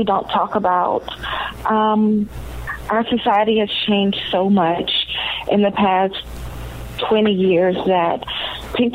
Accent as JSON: {"language": "English", "region": "the South", "country": "United States", "tie": "born or raised there", "said": "I'm growing up in the South, many African-Americans go to church"}